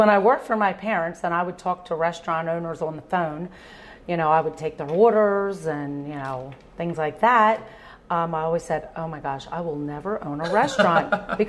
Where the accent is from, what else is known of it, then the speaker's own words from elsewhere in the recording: Oaks, Pennsylvania, United States; I grew up in Oaks.